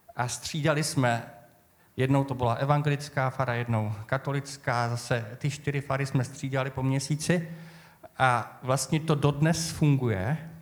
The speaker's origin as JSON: {"language": "Czech", "area": "Moravian Wallachia", "region": "Zlín Region", "country": "Czechia", "moved": "yes", "said": "já pocházím z tradiční oblasti z Valašska"}